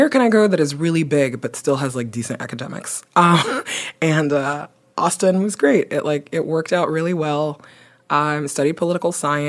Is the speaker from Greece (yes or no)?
no; Belgium; also born or lived in Nigeria / Guinea; now in United States; I grew up in Belgium and in Nigeria. I am originally from Guinea.